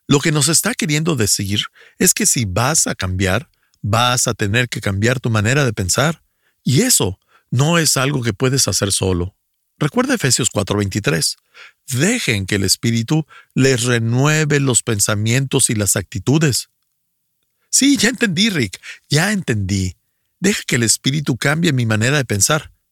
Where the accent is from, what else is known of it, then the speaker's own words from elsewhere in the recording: Venezuela; Soy de Venezuela, vivo en Cabudale, y desde este lugar comparto todo cuanto Dios me regala.